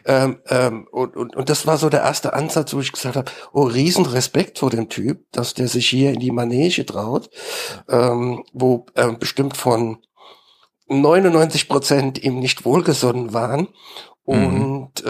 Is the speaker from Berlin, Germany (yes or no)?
no; Mainz, Rhineland-Palatinate, Germany; selbst bin ich Mainzer.